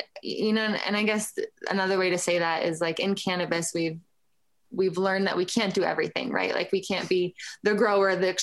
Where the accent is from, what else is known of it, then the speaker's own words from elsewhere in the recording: Lafayette, Colorado, United States; started White Label in my hometown. Lafayette is a suburb of Boulder. And I went to the public schools in Boulder.